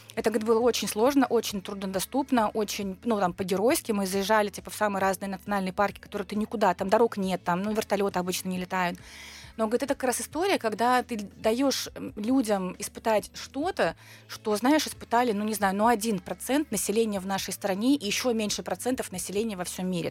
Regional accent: Siberia, Russia; also born or lived in Barnaul; now in Moscow, Russia; как человек, который из Сибири

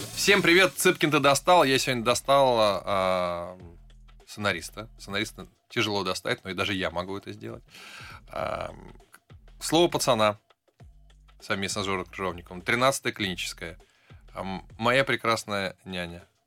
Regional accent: Saint Petersburg, Russia; я из Питера

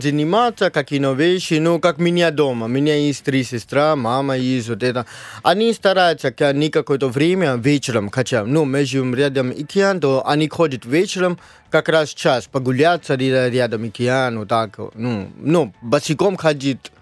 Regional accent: Mumbai, Maharashtra, India; first language Marathi; Russian is a second language; now in Russia; я из Мумбай, штат Махараштра, и наш язык мараки

